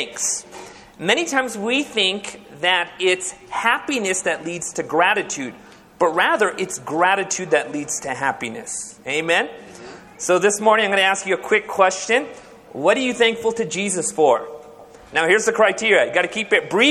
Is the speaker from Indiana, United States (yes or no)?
no; Orange County, California, United States; now in Fresno, United States; I was born and raised in Orange County